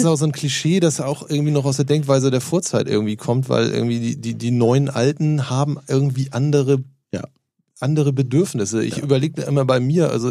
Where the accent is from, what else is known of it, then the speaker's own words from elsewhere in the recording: Norderstedt, Schleswig-Holstein, Germany; Ich komme aus der Vorstadt Norderstedt